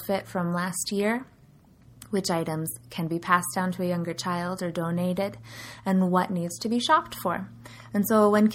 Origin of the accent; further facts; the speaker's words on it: California, United States; now in Sioux Falls, United States; where I grew up in California, there's not going to be snow